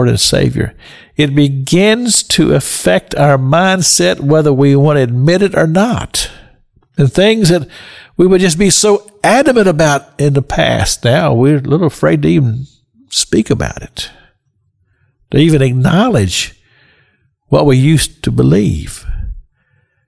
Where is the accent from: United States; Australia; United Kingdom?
United States; Kentucky; I grew up in Kentucky